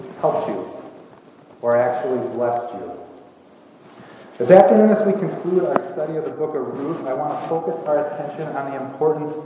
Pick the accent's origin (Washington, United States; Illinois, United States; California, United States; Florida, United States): Illinois, United States; just outside of Chicago; I grew up just outside of Chicago, and there were almost 4,000 students at my high school